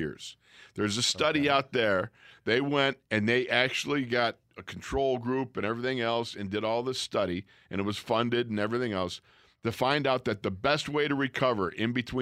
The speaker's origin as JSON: {"language": "English", "town": "Orchard Park", "region": "New York", "country": "United States", "tie": "born or raised there", "said": "growing up in Buffalo, New York, Orchard Park, New York, watching the Buffalo Bills."}